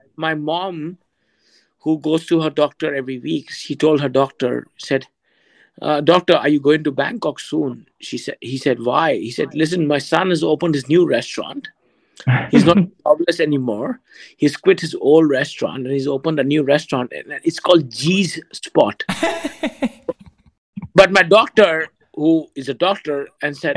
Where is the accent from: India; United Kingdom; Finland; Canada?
India; moved away as an adult; now in Thailand; as an Indian